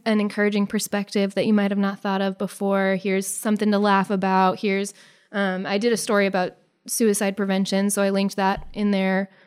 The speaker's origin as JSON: {"language": "English", "town": "Beaver Lake", "region": "Nebraska", "country": "United States", "tie": "born or raised there", "also_born_or_lived": "Omaha, Nebraska / Conestoga, Nebraska", "said": "we grew up in Beaver Lake"}